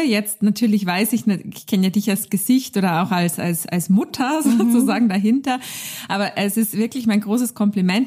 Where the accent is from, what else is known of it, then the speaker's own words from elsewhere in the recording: Austria; Wir kommen beide aus Österreich